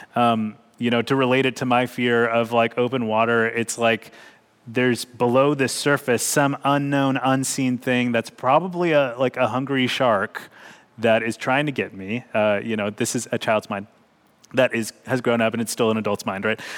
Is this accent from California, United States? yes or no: yes; Bakersfield, California, United States; growing up in Bakersfield, California